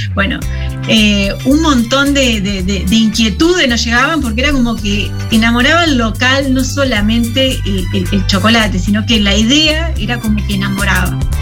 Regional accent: Concepción del Uruguay, Entre Ríos, Argentina; moved away as an adult; now in San José, Uruguay; somos de, Concepción del Uruguay, ahí nomás cruzando el río, cruzando el charco. Eh, somos los dos entrerrianos

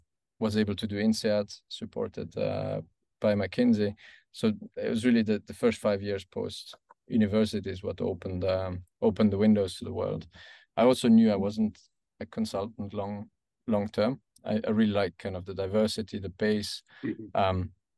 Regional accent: German-speaking Switzerland, Switzerland; I was raised in the German part of Switzerland. Became an engineer, or studied to become an engineer in EPFL in Lausanne and in Carnegie Mellon in Pittsburgh.

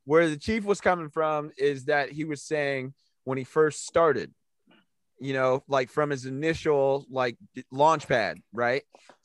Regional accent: Ohio, United States; I'm from Ohio

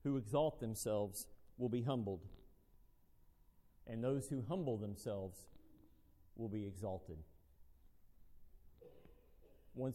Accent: United States; being an American

